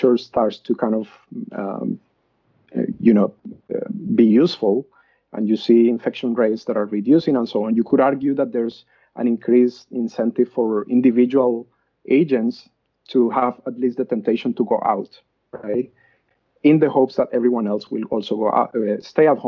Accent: Colombia; moved away as an adult; now in Australia; I was born and raised in Colombia, and I did my undergrad in Colombia.

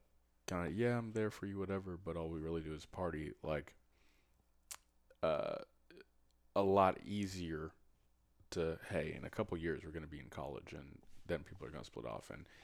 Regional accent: Jamaica; And especially from my culture, I'm Jamaican, it's what men do.

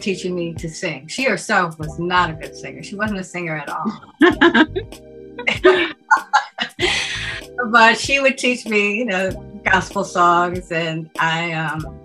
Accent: New York City, New York, United States; also born or lived in Harlem; I was born in the Bronx, New York

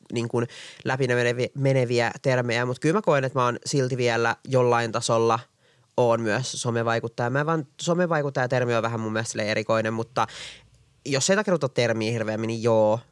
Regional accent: Espoo, Uusimaa, Finland; now in Helsinki, Finland; Mä oon syntynyt Espoossa, mä oon asunut koko ikäni niin kuin Espoossa

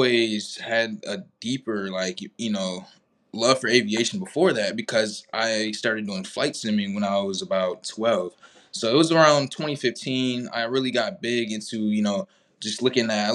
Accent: Georgetown, South Carolina, United States; I'm from Georgetown, South Carolina, which is right in between Myrtle Beach and Charleston, South Carolina

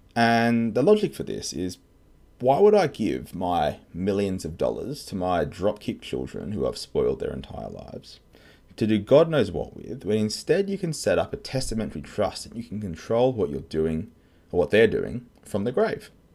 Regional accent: Australia; I'm an Aussie tax lawyer.

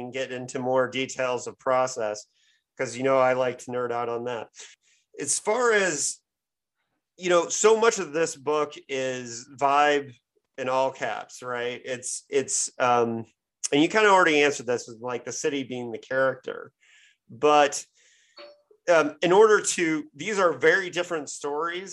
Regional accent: Indiana, United States; also born or lived in Michigan; I grew up south of you in Indiana

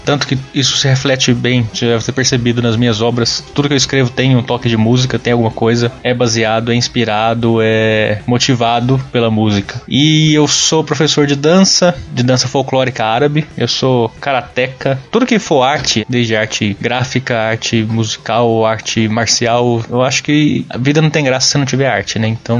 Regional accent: Uberaba, Minas Gerais, Brazil; moved away as an adult; now in Sorocaba, Brazil; Eu nasci em Uberaba, Minas Gerais, mas moro desde 2009 em Sorocaba, São Paulo

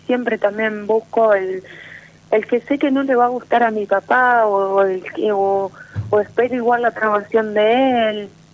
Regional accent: Roldán, Santa Fe, Argentina; Soy de Roland, Santa Fe

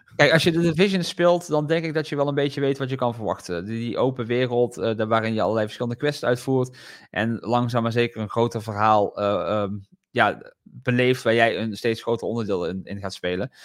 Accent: Netherlands; als Nederlander

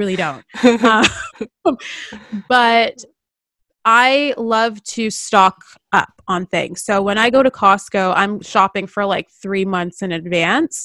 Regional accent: Toronto, Ontario, Canada; now in Vancouver, Canada; When we first moved here from Ontario and from Toronto, you know, growing up, you know, we're used to snow

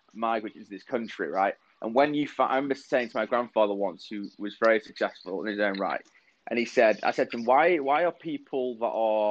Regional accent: Manchester, North West England, United Kingdom; moved away as an adult; also born or lived in London; I was born and raised in Manchester

